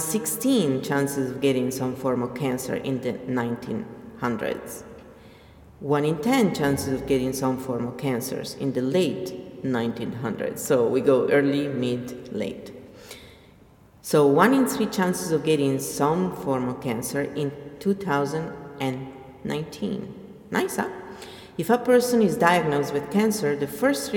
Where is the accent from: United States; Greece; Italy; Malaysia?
Italy; I am from Italy